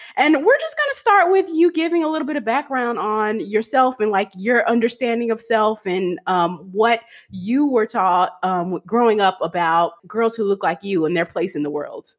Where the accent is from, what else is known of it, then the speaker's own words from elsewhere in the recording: Kentucky, United States; I grew up in Kentucky